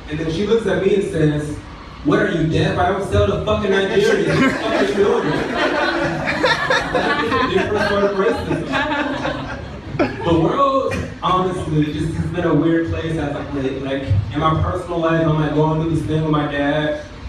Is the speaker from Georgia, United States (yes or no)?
yes; Atlanta, Georgia, United States; I'm from the South, I'm from Atlanta.